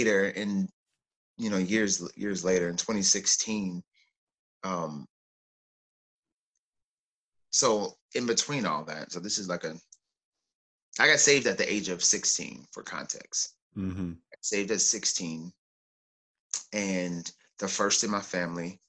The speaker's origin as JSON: {"language": "English", "region": "Oklahoma", "country": "United States", "tie": "born or raised there", "also_born_or_lived": "California", "moved": "as an adult", "said": "I was born in Oklahoma and spent most of my life in Oklahoma and then transitioned to California for graduate school. So I did everything up and through college in Oklahoma"}